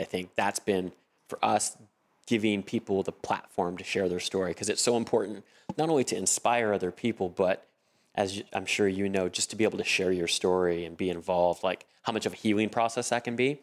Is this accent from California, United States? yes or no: yes; Southern California, United States; I'm born and raised in Southern California